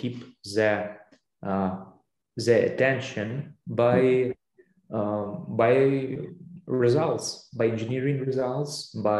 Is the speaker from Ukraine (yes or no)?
yes; Ukraine; we are not from Russia, we are from Ukraine.